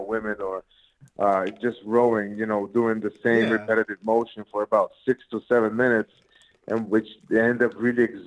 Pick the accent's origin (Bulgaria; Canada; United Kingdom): Bulgaria; Plovdiv, Plovdiv Province; now in United States; Born and raised in Plovdiv, Bulgaria